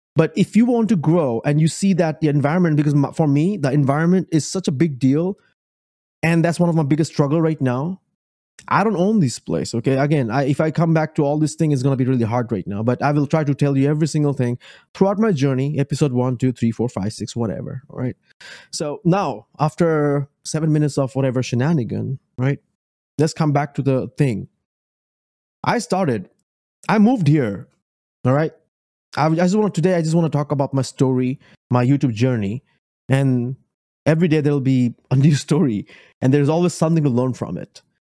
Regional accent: Bangladesh; moved away as an adult; also born or lived in Richmond, Virginia; now in Spotsylvania, United States; I come from Bangladesh, moved into the United States in 2008.

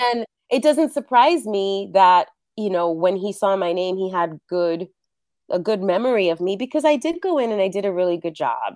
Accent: New York City, New York, United States; first language Spanish; English is a second language; moved away as an adult; now in Los Angeles, United States; growing up, I grew up in New York, and both of my parents are from Puerto Rico

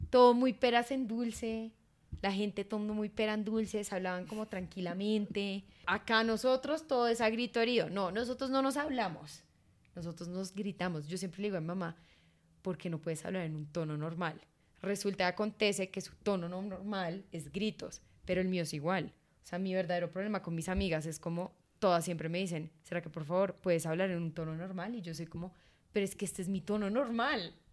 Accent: Caribbean Region, Colombia; Ese sería como mi única falla como costeña.

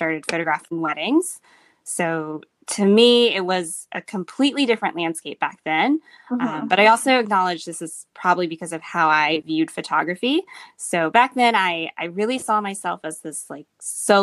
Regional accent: Atlanta, Georgia, United States; moved away as an adult; now in San Francisco, United States; I'm originally from Atlanta, Georgia. That's where I grew up. That's where I was born and raised and went to school.

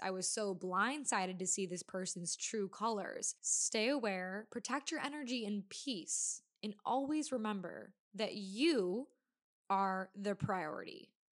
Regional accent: Wisconsin, United States; I'm from Wisconsin, so we say rag, not rag

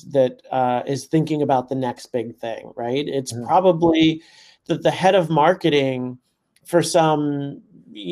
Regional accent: New York City, New York, United States; I grew up in Brooklyn. I've lived my entire life within the five boroughs of New York City, including for college.

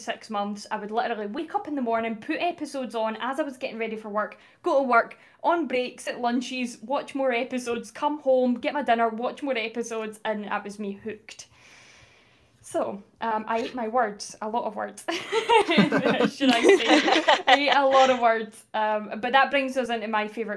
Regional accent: Livingston, Scotland, United Kingdom; I'm from Scotland

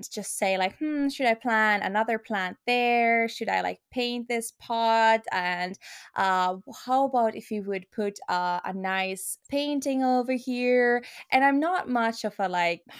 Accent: Finland; English is a second language; also born or lived in Luxembourg / Helsinki, Finland; I am 22 years old, and I'm originally from Finland, or I'm a holder of Finnish passport, but actually, I was born in Luxembourg and I lived there the seven first years of my life.

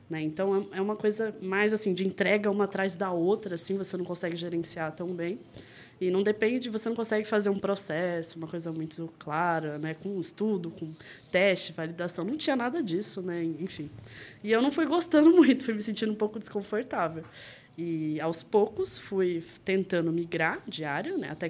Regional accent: Rio de Janeiro, Brazil; now in São Paulo, Brazil; que eu sou carioca, apesar de não ter muito sotaque, né?

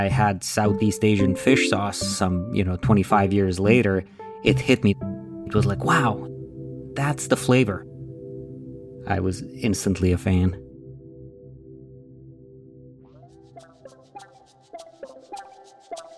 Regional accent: Croatia; moved away as an adult; now in United States; I grew up in Croatia. I moved to the US when I was 19

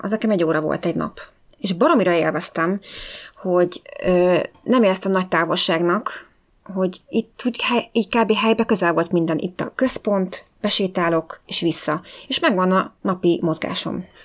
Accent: Hungary; moved away as an adult; also born or lived in London; én, mint magyarként, nagyon ritka m-, voltam, mint a fehér holló ebben az iskolában

